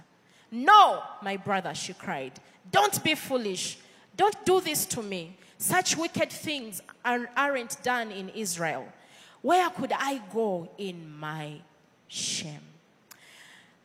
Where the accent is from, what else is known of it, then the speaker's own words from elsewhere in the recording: Uganda; accent: Ugandan; my Ugandan accent